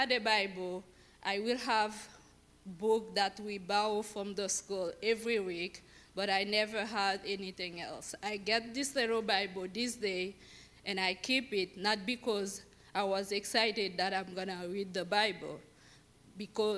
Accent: Haiti; moved away; I was born in Haiti, and I was born and raised Catholic

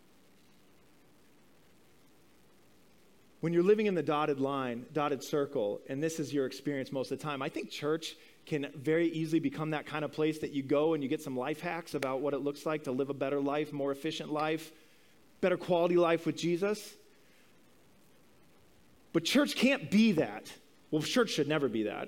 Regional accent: Midwest, United States; growing up in the Midwest of this country in the 80s

